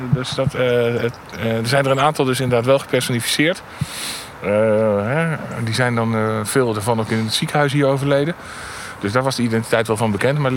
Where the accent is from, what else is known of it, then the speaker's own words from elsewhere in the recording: Netherlands; We zijn uit de Nederlanden.